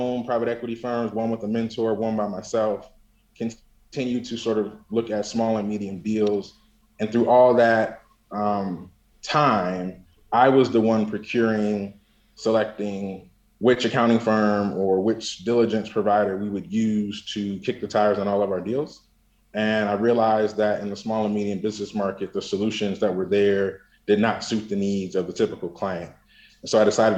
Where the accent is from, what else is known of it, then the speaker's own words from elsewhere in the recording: Saline, Michigan, United States; also born or lived in Detroit, Michigan / Ann Arbor, Michigan; born in Detroit, grew up in Ann Arbor or a city called Saline just outside